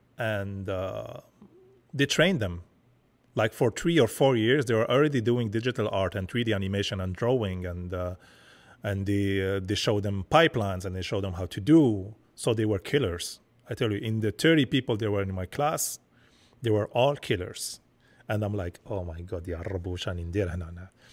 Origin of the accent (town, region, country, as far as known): Algeria; now in Montreal, Canada